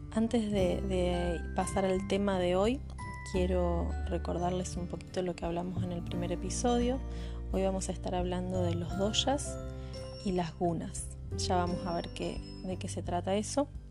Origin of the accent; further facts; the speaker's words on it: Santa Fe, Argentina; soy de Santa Fe Capital, Argentina